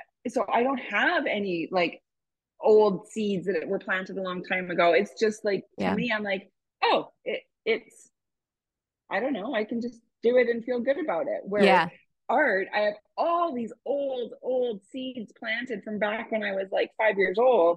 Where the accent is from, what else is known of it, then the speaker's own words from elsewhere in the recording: Canada; I'm Canadian